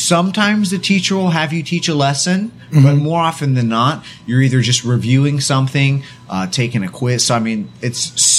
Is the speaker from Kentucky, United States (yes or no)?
no; Lake Forest, California, United States; now in South Korea; I'm from a, I guess, somewhat small town called Lake Forest, California, which is in Orange County. It's about an hour south of L.A. and an hour north of San Diego.